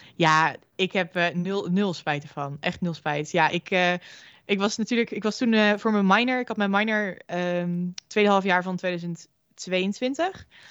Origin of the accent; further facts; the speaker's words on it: Groningen, Netherlands; moved away as an adult; now in Amsterdam, Netherlands; ik kom zelf uit Groningen, dus eh, flink ver verhuisd voor studie